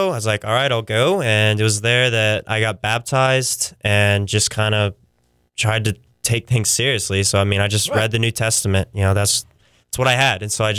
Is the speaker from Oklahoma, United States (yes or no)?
yes; Pauls Valley, Oklahoma, United States; also born or lived in Tulsa; But I grew up in a small little town called Paul's Valley.